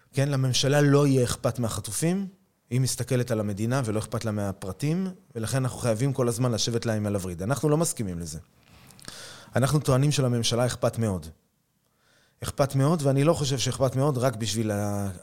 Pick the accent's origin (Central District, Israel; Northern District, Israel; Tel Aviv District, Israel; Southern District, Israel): Tel Aviv District, Israel; Tel Aviv; moved away as an adult; now in Kiryat Arba; אני יליד תל אביב, וגדלתי פה באזור, באזור המרכז